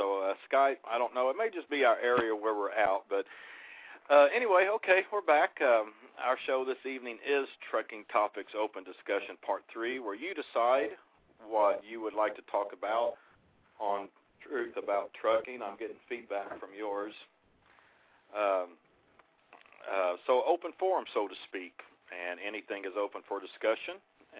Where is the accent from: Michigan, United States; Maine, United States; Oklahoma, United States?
Oklahoma, United States; now in Florida, United States; my home state, area code 918.